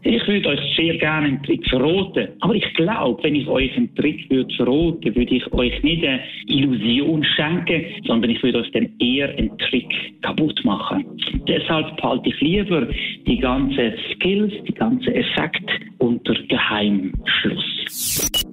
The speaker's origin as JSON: {"language": "German", "town": "Basel", "region": "Basel-Stadt", "country": "Switzerland", "said": "Ich bin aus Basel"}